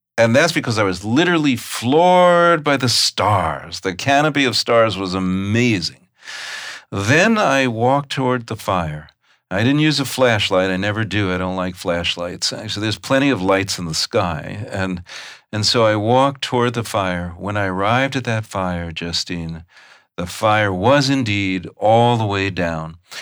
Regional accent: New York, United States; I grew up in New York.

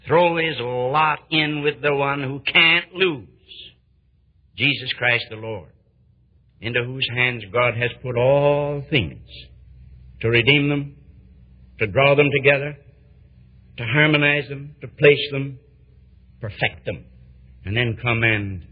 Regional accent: United States; being an American

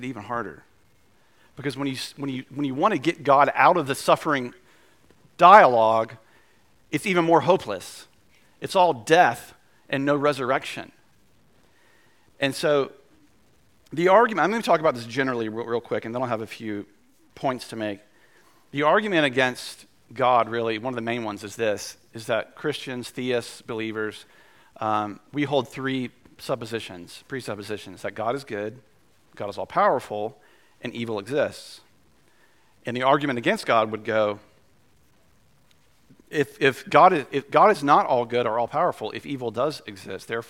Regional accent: Winston-Salem, North Carolina, United States; downtown Winston, my hometown

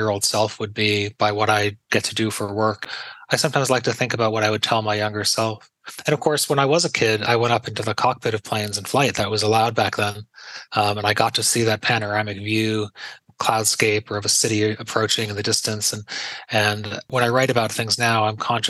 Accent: Pittsfield, Massachusetts, United States; moved away; my hometown of Pittsfield

